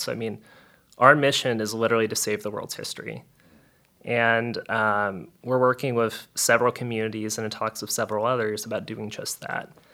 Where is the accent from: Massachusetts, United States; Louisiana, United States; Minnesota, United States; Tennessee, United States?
Louisiana, United States; South; I'm from South Louisiana and I have a sassy Cajun grandma